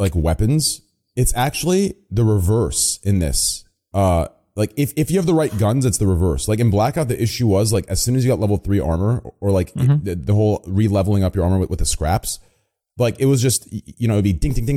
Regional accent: Arizona, United States; I also live in Arizona, or I'm originally from Arizona, so, and all my stuff, all my things occurred there

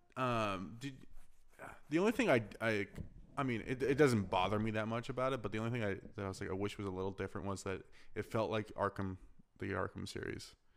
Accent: Arizona, United States; I'm from Arizona

